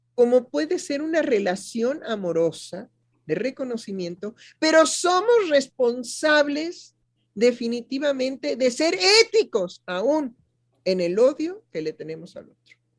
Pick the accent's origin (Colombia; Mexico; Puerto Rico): Mexico